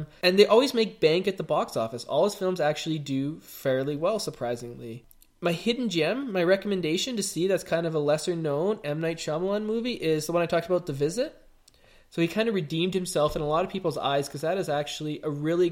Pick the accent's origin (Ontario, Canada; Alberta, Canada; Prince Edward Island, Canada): Alberta, Canada; Calgary; we're all from Calgary.